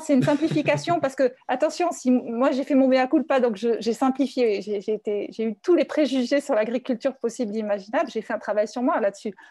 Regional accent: Paris, Île-de-France, France; je suis parisienne, je suis un peu bobo

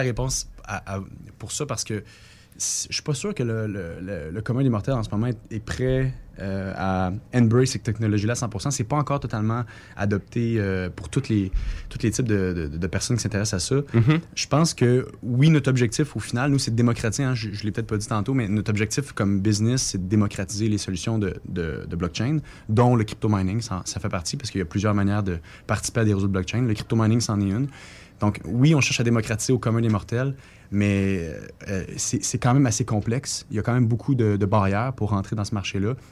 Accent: Quebec, Canada; nous, au Québec

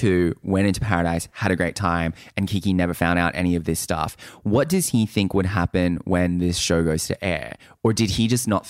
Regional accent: Australia; We're just quirky girls from the country.

